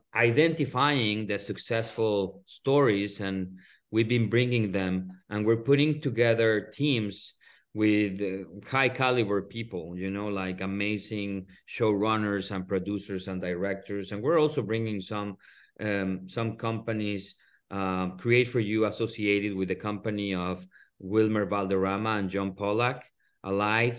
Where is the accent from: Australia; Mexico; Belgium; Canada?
Mexico; Mexico City; moved away as an adult; now in Los Angeles, United States; I'm from Mexico City, so I came to the, to the U S, U S in ninety-six, ninety-seven